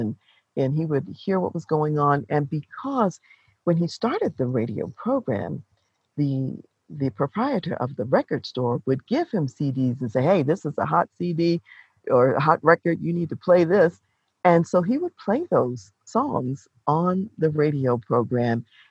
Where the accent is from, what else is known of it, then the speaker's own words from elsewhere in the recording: Baltimore, Maryland, United States; now in Colorado Springs, United States; I remember from childhood growing up in Baltimore, Maryland